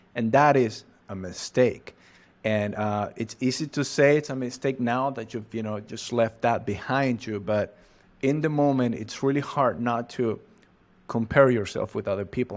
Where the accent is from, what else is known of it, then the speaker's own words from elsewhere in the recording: Catamarca, Argentina; English is a second language; I'm from Argentina, precisely from the northwest of Argentina. Uh, I live in a city called Catamarca.